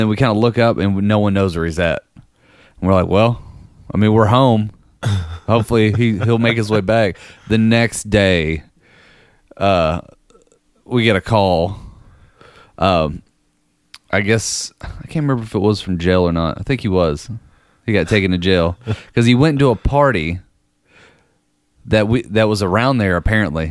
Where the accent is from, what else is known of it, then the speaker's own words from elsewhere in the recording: Danville, Kentucky, United States; moved away; also born or lived in Lexington, Kentucky; my hometown of Danville